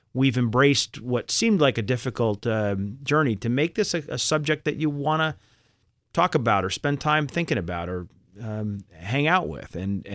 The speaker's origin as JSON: {"language": "English", "town": "Boston", "region": "Massachusetts", "country": "United States", "tie": "born or raised there", "said": "I grew up in Boston. And but Chubb was offering me a job in New York. And, you know, for a Boston kid who'd never spent time in New York, that seemed like a really neat idea at the time."}